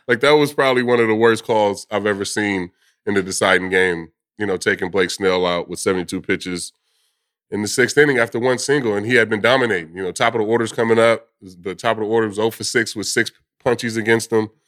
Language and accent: English; California, United States; moved away; Growing up in California